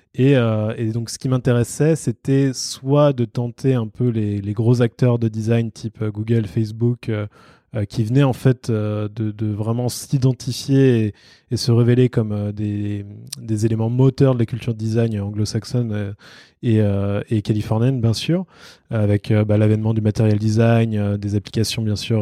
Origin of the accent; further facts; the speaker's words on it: France; moi, en tant que Français